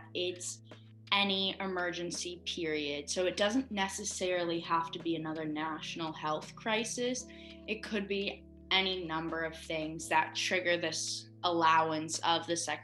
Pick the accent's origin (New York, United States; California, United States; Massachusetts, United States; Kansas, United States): Massachusetts, United States; My home state is Massachusetts